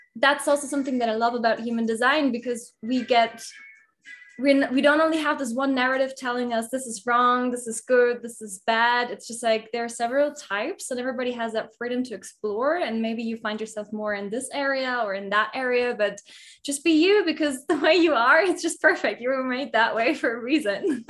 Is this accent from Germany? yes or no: yes; Germany; moved away as an adult; now in Mexico; I grew I grew up in Germany and now I live in Mexico